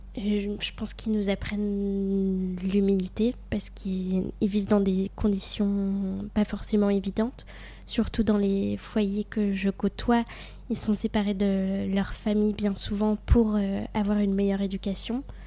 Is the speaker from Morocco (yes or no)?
no; near Besançon, Bourgogne-Franche-Comté, France; moved away as an adult; also born or lived in Vannes; je viens de Franche-Comté, mais j'ai vécu un an à Vannes